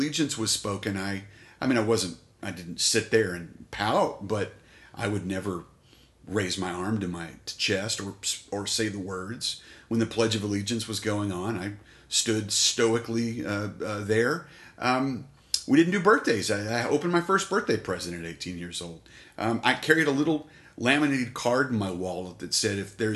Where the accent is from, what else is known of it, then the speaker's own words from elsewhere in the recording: Colorado City, Texas, United States; now in Abilene, United States; Born at Root Memorial Hospital, former hospital there in Colorado City in 72, and raised there until I came to college.